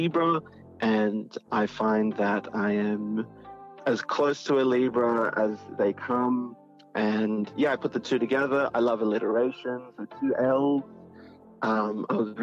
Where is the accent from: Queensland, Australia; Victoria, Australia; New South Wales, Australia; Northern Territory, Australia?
New South Wales, Australia; Sydney; I am from Sydney, Australia